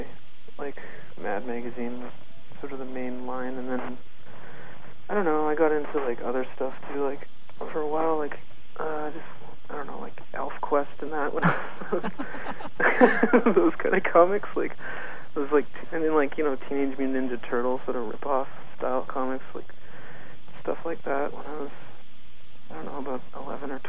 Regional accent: Victoria, British Columbia, Canada; also born or lived in Vancouver; now in Toronto, Canada; I was born in Victoria.

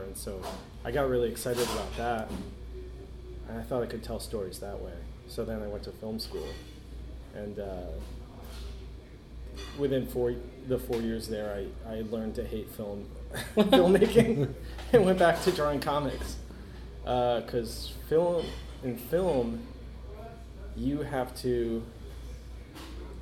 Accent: Philadelphia suburbs, Pennsylvania, United States; I grew up in Philly. Okay. Well, outside of Philly, in the suburbs

